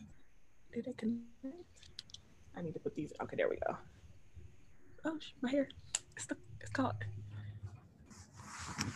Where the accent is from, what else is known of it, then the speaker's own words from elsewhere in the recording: Detroit, Michigan, United States; also born or lived in Philadelphia; I'm from Philadelphia, but I was raised in Detroit. So I just say I'm from Detroit most of the time.